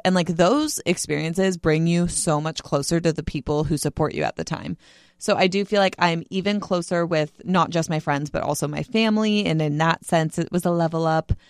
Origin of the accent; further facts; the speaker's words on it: Bay Area, California, United States; now in San Diego, United States; I was in the Bay Area for, like, in my hometown for Christmas